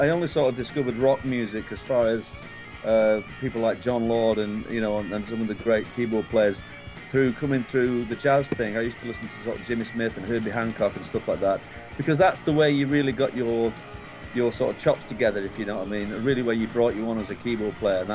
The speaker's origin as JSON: {"language": "English", "town": "Manchester", "region": "North West England", "country": "United Kingdom", "tie": "born or raised there", "moved": "as an adult", "lives_now": "Wales, United Kingdom", "said": "I was born in Manchester in the UK"}